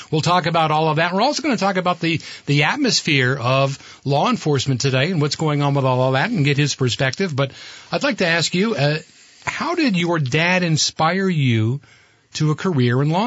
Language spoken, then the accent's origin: English; Burlington, Vermont, United States; Kevin and I grew up in Burlington. You were a few years older than me. Anybody that grew up in Burlington in the '60s, you had to know a McLaughlin.